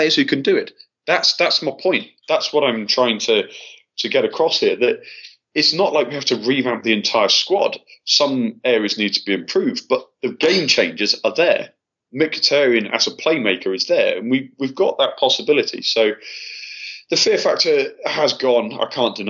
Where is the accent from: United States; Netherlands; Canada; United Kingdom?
United Kingdom; Altrincham, North West England; moved away as an adult; now in Russia; My parents live in Altrincham, and that's where I grew up.